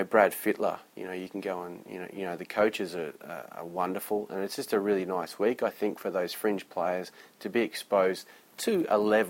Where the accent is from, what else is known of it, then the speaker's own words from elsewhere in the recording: Queensland, Australia; we're not lucky enough to have it in Queensland, probably because we've only got three clubs up there